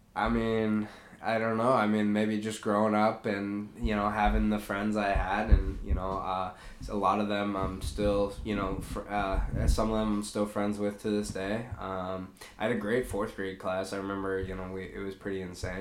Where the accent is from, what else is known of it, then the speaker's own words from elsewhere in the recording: Eden Prairie, Minnesota, United States; I grew up in Eden Prairie